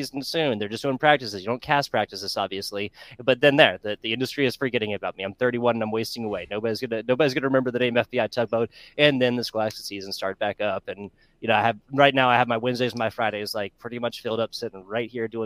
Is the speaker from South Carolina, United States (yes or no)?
yes; South Carolina, United States; moved away; South Carolina, born and raised